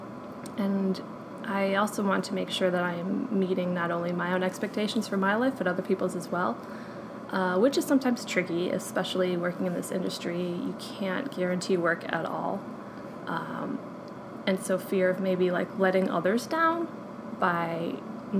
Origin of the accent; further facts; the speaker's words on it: Detroit, Michigan, United States; moved away as an adult; now in Atlanta, United States; moving back to my hometown of Detroit